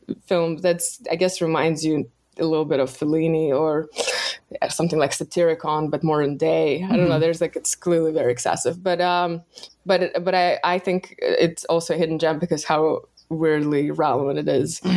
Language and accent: English; Russia; moved away; growing up in Russia